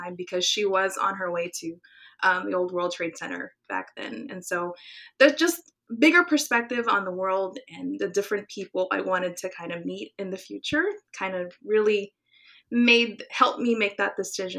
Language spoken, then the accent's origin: English; Guam; Oh, gosh. I could still smell the ocean. It's the water is everything to me. So I actually do miss ocean life.